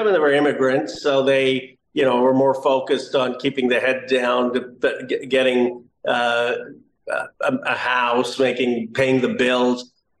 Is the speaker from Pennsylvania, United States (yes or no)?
yes; Bucks County, Pennsylvania, United States; now in California, United States; I grew up in Bucks County, Pennsylvania.